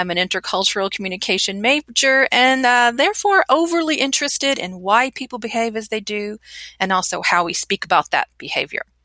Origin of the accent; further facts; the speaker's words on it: United States; also born or lived in Germany / Czech Republic; I'm American and I've traveled extensively throughout the United States and Europe. I've lived in Germany and Czech Republic as well.